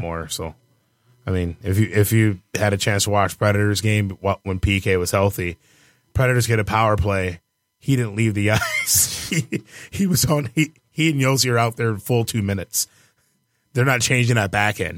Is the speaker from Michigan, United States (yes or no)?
yes; Detroit, Michigan, United States; Born and raised in Detroit